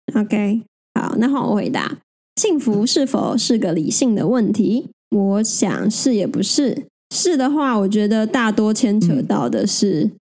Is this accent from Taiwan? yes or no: yes; Taiwan; 我们生在台湾